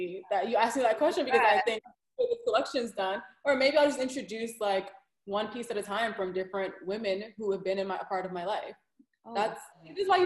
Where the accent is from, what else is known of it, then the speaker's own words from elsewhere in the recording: New York City, New York, United States; I'm from Brooklyn